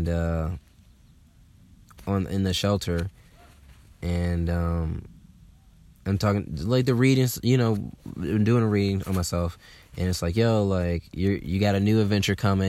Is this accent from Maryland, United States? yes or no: no; Atlanta, Georgia, United States; I'm from Atlanta